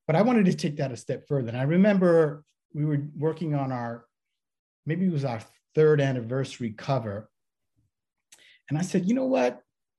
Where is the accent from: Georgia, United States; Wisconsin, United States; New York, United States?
New York, United States; growing up in New York